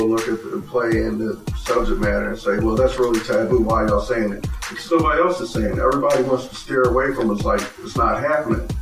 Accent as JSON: {"language": "English", "town": "Philadelphia", "region": "Pennsylvania", "country": "United States", "tie": "born or raised there", "said": "when we were growing up in South Philly"}